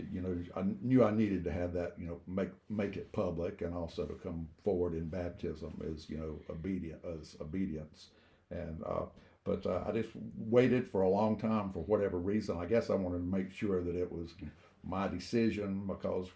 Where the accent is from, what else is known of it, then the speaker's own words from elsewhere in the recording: Rock Hill, South Carolina, United States; born and raised in Rock Hill